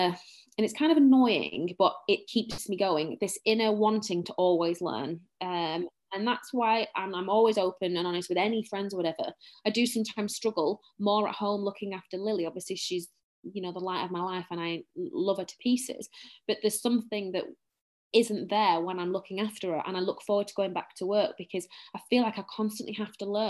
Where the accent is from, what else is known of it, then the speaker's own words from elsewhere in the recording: Bolton, North West England, United Kingdom; accent: Bolton, very northern; I'm very, very northern. Very northern